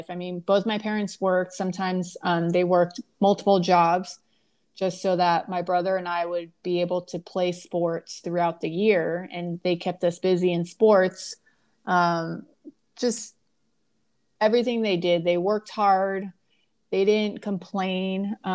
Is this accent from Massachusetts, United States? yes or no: no; California, United States; It had a lot of um, good memories from Orange, growing up in Orange County.